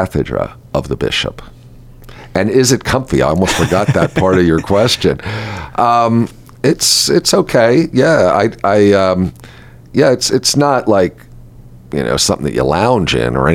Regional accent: United States

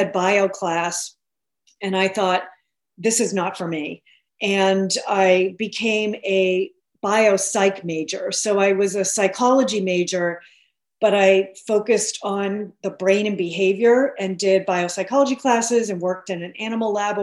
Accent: Billerica, Massachusetts, United States; I grew up outside of Boston in a town called Billerica

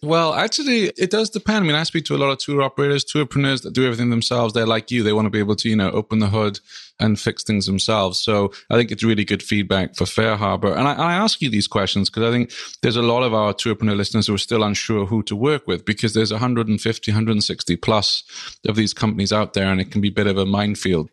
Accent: Wales, United Kingdom; now in Vermont, United States; my home country, the Principality of Wales

